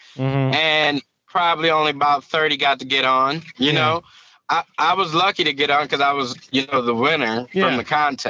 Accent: Battle Creek, Michigan, United States; accent: Southern; also born or lived in Indianapolis; I'm from Battle Creek, Michigan, and I live in Battle Creek.

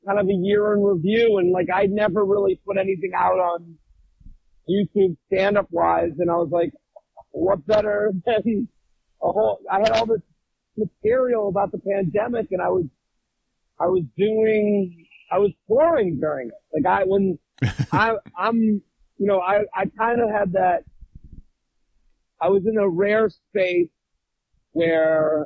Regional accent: Needham, Massachusetts, United States; now in New York, United States; I'm from outside of Boston, a town called Needham

